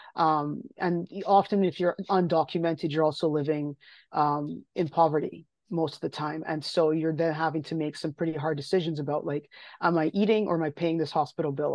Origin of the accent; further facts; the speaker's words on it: Barbados; moved away as an adult; now in Ontario, Canada; I grew up in Barbados, I grew up in the Caribbean. Um, I didn't leave, didn't leave until I was eighteen.